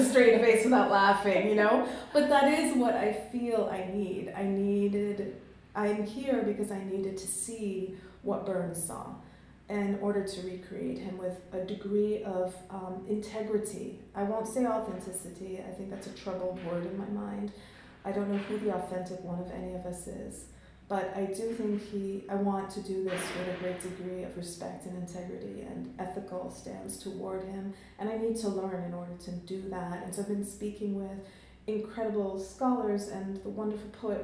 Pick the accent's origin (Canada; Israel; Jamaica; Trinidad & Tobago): Jamaica; also born or lived in London; now in United States; being a Jamaican and being of mixed ancestry